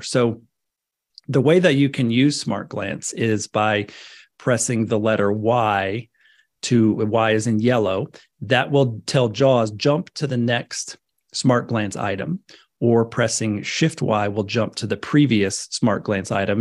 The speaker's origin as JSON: {"language": "English", "region": "northwest Florida", "country": "United States", "tie": "born or raised there", "said": "I grew up in Florida, up in the, the northwest part of Florida."}